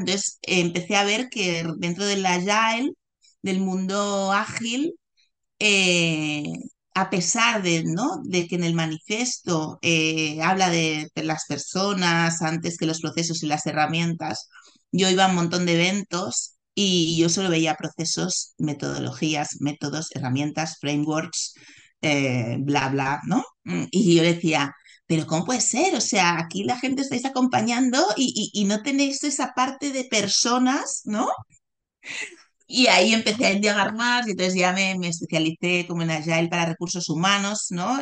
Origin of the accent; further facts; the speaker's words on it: Barcelona, Catalonia, Spain; yo nací en Barcelona, en un hospital eh, muy conocido de Barcelona, y allí me quedé